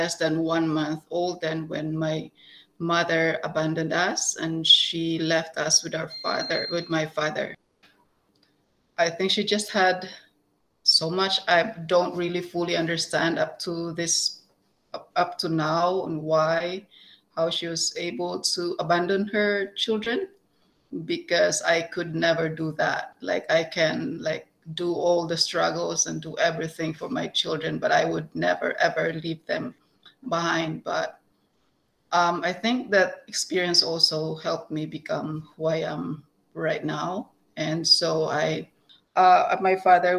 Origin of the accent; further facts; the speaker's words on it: Philippines; moved away as an adult; now in Canada; I came from the Philippines, moved here in 2008 with my two children and my husband